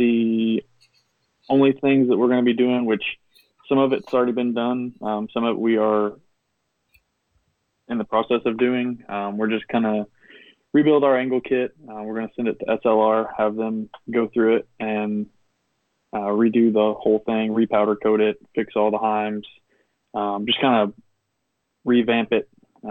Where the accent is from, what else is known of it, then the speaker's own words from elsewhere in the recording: Knoxville, Tennessee, United States; I'm from Knoxville, Tennessee